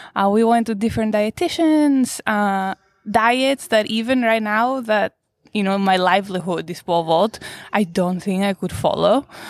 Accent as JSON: {"language": "English", "country": "Greece", "tie": "born or raised there", "moved": "yes", "said": "I was born in Greece. I grew up in Greece"}